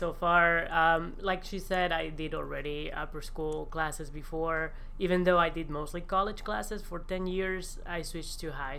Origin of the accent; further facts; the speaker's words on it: Valencia, Valencian Community, Spain; English is a second language; moved away as an adult; also born or lived in New York City; now in Tennessee, United States; I'm from Valencia, which couldn't be any flatter. There's no mountains at all. Zero mountains. And, you know, my mom just lives 5 minutes, 10 minutes away from the beach